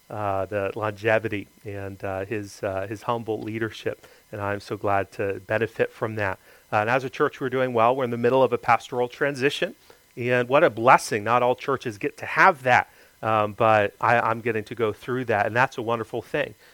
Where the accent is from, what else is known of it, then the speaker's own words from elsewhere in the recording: Greenville, South Carolina, United States; born there; also born or lived in Florida; I lived there for 10 years, so I guess I kind of consider myself from there. I was born in Greenville, South Carolina, always been from the Southeast.